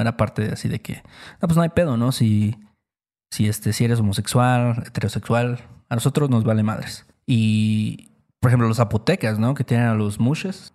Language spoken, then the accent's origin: Spanish; Veracruz, Mexico; nosotros somos de Veracruz